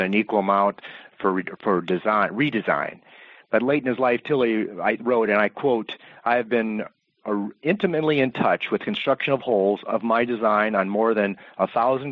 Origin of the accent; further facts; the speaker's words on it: Iowa, United States; I was born in Iowa, and we had the greatest congregation of nine-hole golf courses per capita of any state